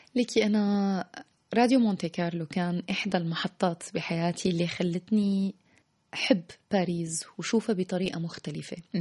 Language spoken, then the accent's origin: Arabic; Damascus, Damascus Governorate, Syria; moved away as an adult; also born or lived in Paris; now in Tunisia; الحضن الأول هو دمشق